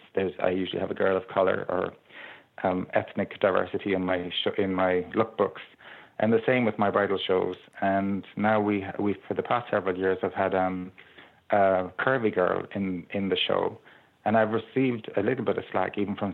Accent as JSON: {"language": "English", "town": "Ballyheigue", "region": "Munster", "country": "Ireland", "tie": "born or raised there", "said": "we grew up in Ballyhigh on the beach"}